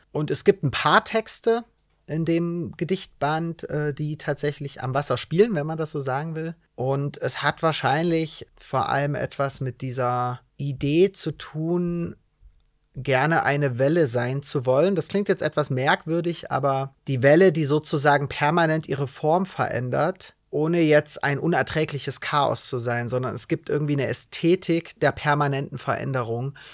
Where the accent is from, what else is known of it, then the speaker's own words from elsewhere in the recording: Bautzen, Saxony, Germany; ich bin in Bautzen zur Schule gegangen